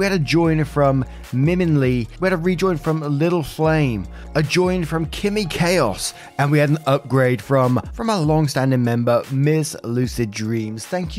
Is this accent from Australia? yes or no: no; Belgium; first language French; English is a second language; I was raised in Belgium, which has three national languages, French and Dutch, which are my mother tongues and mostly commonly spoken there, and German.